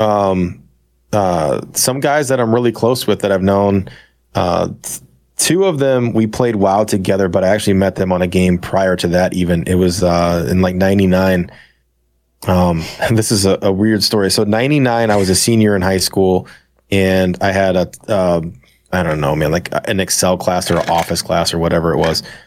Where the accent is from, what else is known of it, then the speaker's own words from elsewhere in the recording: St. Louis, Missouri, United States; Saint Louis